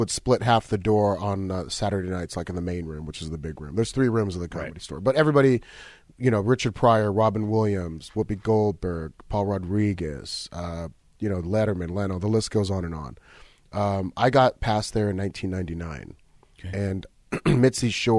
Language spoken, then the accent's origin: English; Egypt; I said, I'm from Egypt.